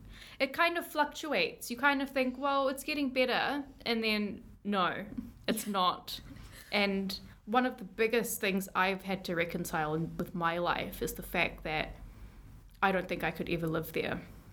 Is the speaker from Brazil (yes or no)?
no; New Zealand; being very Kiwi when I'd gone back